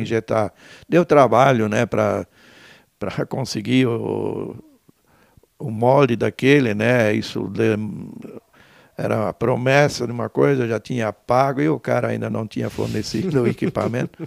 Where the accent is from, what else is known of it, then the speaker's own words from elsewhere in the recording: Benedito Novo, Santa Catarina, Brazil; now in Timbó, Brazil; Eu nasci eh, em Benedito Novo, tá, cidade vizinha uhum. aqui, né, no, no longe. Uh, ah, meu pai, meus pais eram colonos, né? Eu praticamente me vivenciei, me criei na colônia